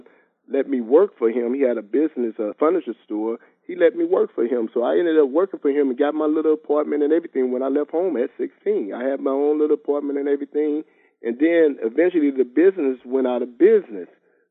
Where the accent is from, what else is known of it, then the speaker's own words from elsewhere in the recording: San Francisco, California, United States; also born or lived in St. Louis, Missouri / Los Angeles; I was raised in San Francisco all my life. That's all I know is San Francisco